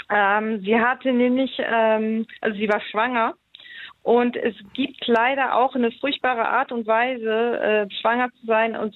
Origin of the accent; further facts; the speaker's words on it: Poland; born there; Ich bin gebürtige Polin.